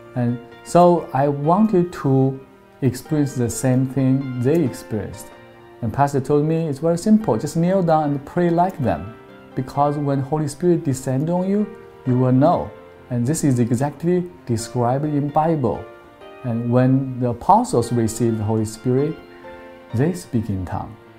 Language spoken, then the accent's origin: English; China; moved away as an adult; now in Manhattan Beach, United States; I grew up in China